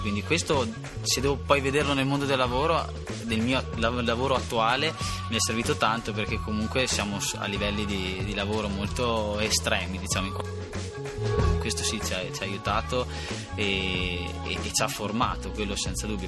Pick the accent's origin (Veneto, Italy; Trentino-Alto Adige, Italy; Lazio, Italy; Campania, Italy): Trentino-Alto Adige, Italy; Fraveggio; vengo da, Vez- da Fraveggio, un piccolo paesino vicino a Vezzano